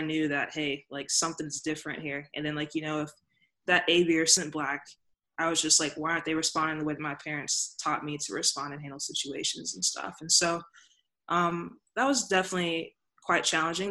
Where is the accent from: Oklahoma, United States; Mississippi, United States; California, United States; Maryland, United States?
Mississippi, United States; I grew up in Mississippi